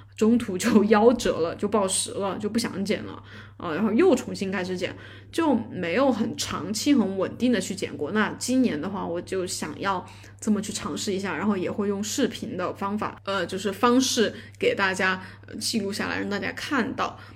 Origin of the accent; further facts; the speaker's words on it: Chongqing, China; 我是重庆的